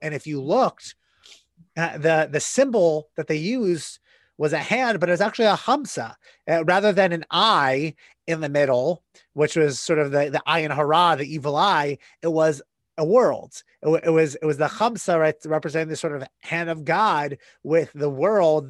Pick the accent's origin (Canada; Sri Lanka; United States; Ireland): United States; an American citizen, a, a white cisgender straight male American